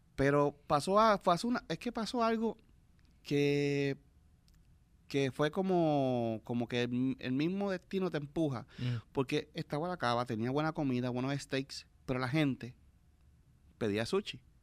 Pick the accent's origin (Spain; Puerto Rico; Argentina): Puerto Rico; nos ayudamos como puertorriqueños